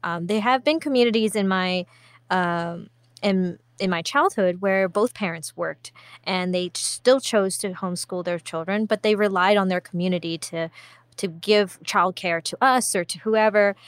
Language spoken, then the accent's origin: English; Singapore; growing up in Singapore